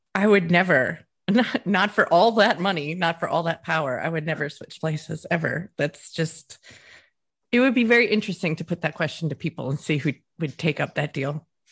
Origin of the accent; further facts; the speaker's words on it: United States; moved away as an adult; also born or lived in Wisconsin; now in Scotland; I'm American